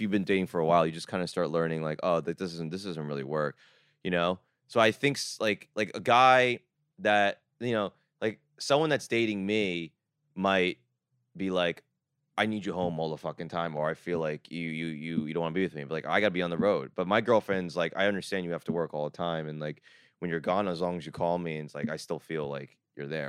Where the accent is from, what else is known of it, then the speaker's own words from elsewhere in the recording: Jersey Shore, New Jersey, United States; I grew up in the Jersey Shore